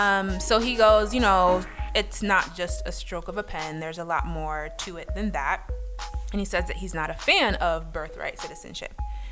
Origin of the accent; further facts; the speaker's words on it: United States; my parents came here. You know what I mean? And like, to imagine like me being born here, but I can't say I'm American and I can't say I'm Haitian.